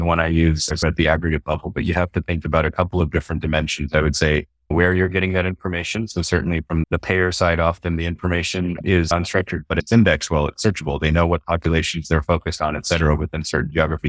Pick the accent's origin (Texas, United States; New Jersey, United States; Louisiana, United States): Texas, United States; also born or lived in Houston, Texas / Austin, Texas; I grew up in Texas in a small town originally, and then family moved to uh, Houston later on